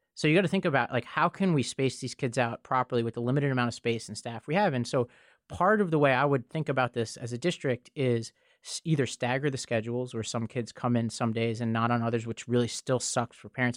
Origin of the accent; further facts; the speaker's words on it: New York City, New York, United States; in my hometown of New York City